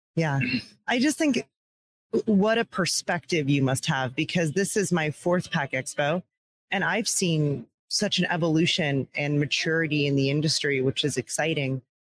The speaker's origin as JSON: {"language": "English", "town": "Downingtown", "region": "Pennsylvania", "country": "United States", "tie": "born or raised there", "said": "my hometown of downingtown pennsylvania was a huge paper mill area"}